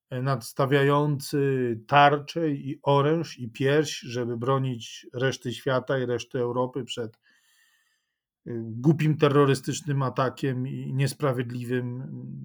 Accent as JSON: {"language": "Polish", "country": "Ukraine", "said": "Dlaczego mam się e, cieszyć, radować tym, co to znaczy, że jestem Ukraińcem?"}